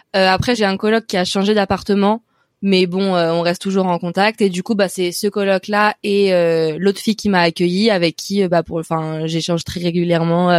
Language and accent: French; Paris, Île-de-France, France; moved away as an adult; also born or lived in Brest; now in Dublin, Ireland; je suis née à Brest, mais j'ai vécu toute ma vie à Paris